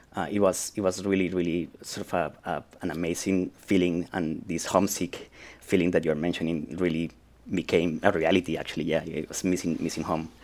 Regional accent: Colombia; I am from Colombia

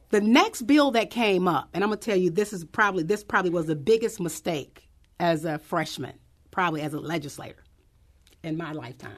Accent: St. Louis, Missouri, United States; I grew up in Doris Webby Housing Projects.

